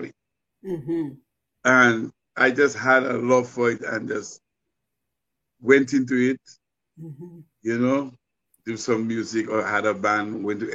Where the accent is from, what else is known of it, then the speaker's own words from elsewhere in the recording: Goodwill, Saint George, Dominica; moved away as an adult; now in United States; I'm a man from Dominica, born in Goodwill, grew up in Goodwill by the Savannah